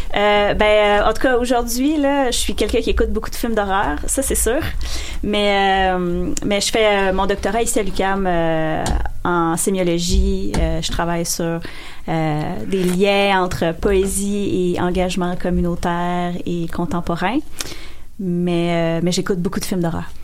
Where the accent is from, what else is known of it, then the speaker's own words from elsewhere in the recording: rural Quebec, Canada; j'ai grandi en région.